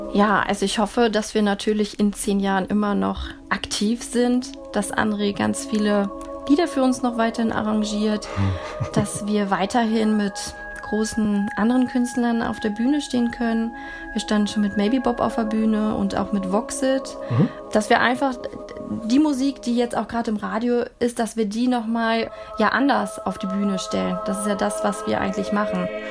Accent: Harz, Germany; moved away; also born or lived in Würzburg; Wir kommen alle ursprünglich mal aus der Harzregion

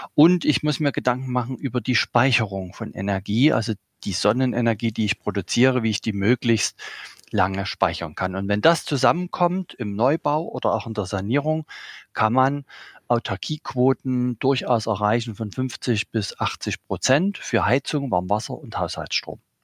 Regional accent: Saxony, Germany; ich bin in einer Försterei aufgewachsen hier in Sachsen

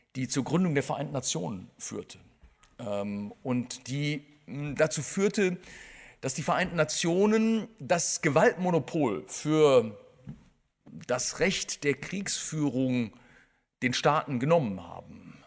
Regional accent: Germany; also born or lived in Bonn; als Deutscher

